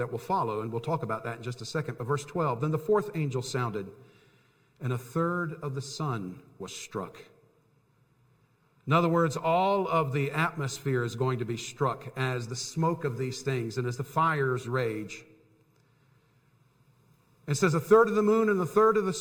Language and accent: English; Tampa, Florida, United States; I grew up in Tampa, Florida